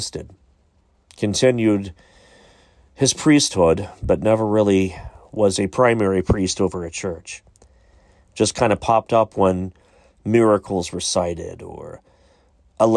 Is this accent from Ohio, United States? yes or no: yes; Pike County, Ohio, United States; I grew up in Pike County, Ohio, which is Waverly, Piketon, Beaver, Latham, that whole area